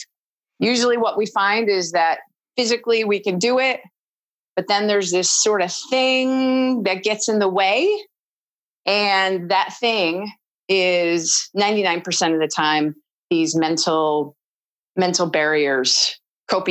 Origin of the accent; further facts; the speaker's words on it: Waterloo, New York, United States; now in Oakland, United States; I was born in Waterloo, New York